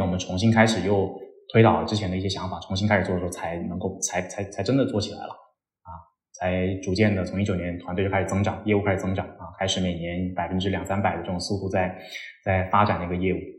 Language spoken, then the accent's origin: Chinese; Shenzhen, Guangdong, China; accent: Guangdong accent; moved away as an adult; also born or lived in Beijing; now in Chengdu, China; 我在深圳长大嘛，啊，然后在广州念了四年书，啊，在北京又待了三年的时间吧，接近，然后现在是在成都这边